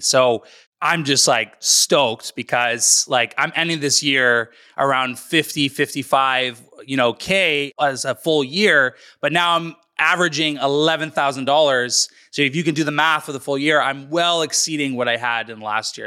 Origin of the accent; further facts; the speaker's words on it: North Vancouver, British Columbia, Canada; born and raised in British Columbia, Canada, in North Vancouver